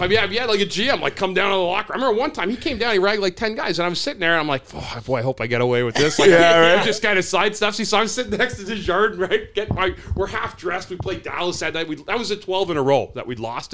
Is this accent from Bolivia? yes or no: no; Smithers, British Columbia, Canada; my hometown of Smithers, British Columbia.